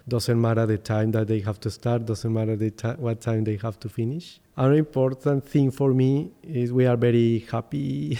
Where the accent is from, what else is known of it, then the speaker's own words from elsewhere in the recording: Bogotá, Colombia; English is a second language; also born or lived in Popayán, Colombia; I am originally from Popayán. Popayán is a small town in the south, on the south of Colombia. But I am from Bogotá because I have lived there all my life, from since I was three years old.